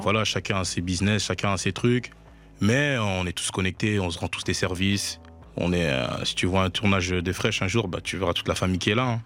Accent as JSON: {"language": "French", "town": "Liège", "region": "Wallonia", "country": "Belgium", "tie": "born or raised there", "said": "j'ai grandi à Liège, dans le quartier de Hans, plus précisément"}